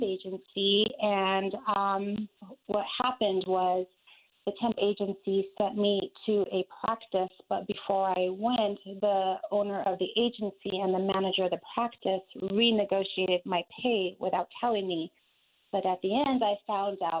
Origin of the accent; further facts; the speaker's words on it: Albuquerque, New Mexico, United States; now in Aurora, United States; I am originally from Albuquerque, New Mexico